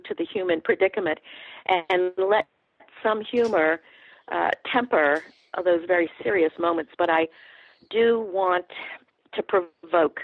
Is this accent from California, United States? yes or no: no; New Orleans, Louisiana, United States; now in Atlanta, United States; I'm from New Orleans, and my mother's people are in the Cajun country in Southwest Louisiana.